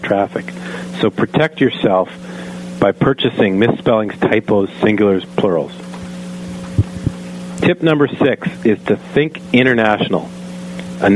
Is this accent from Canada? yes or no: yes; Canada; I am a Canadian